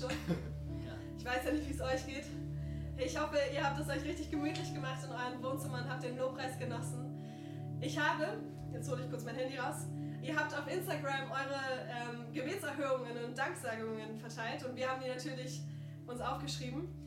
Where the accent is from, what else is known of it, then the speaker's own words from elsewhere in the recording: Hanover, Lower Saxony, Germany; moved away as an adult; now in Baden-Württemberg, Germany; ich bin ursprünglich aus Hannover, habe da noch meine, meine Familie